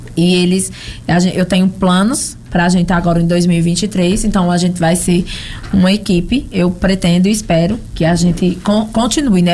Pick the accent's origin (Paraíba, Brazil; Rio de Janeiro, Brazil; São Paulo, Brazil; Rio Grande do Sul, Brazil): São Paulo, Brazil; moved away as an adult; eu nasci e me criei em São Paulo